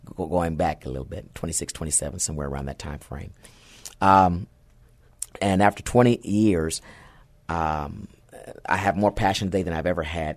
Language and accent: English; San Antonio, Texas, United States; also born or lived in Fort Hood; I grew up right here in the Alamo City